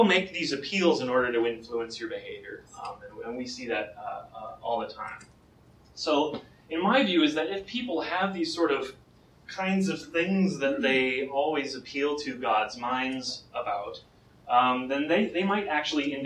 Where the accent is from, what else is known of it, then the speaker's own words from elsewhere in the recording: United States; I'm American